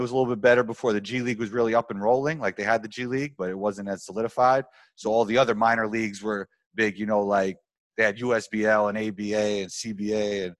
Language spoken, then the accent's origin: English; New York City, New York, United States; I grew up in Riverdale in the Bronx